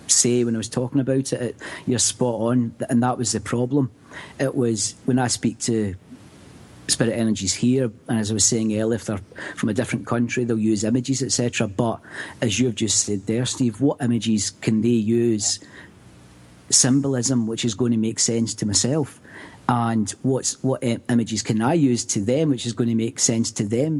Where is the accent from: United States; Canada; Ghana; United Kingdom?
United Kingdom; Scotland; growing up in Scotland